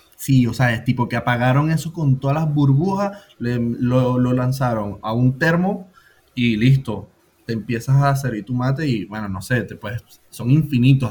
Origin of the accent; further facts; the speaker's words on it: Venezuela; now in Buenos Aires, Argentina; Soy más venezolano que, que la caragota